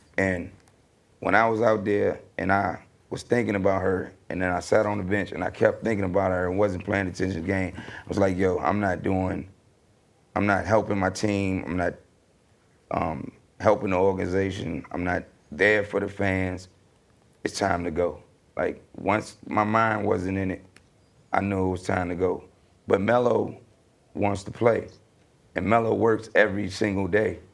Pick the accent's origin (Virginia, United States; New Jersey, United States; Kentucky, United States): Virginia, United States; I'm from Virginia.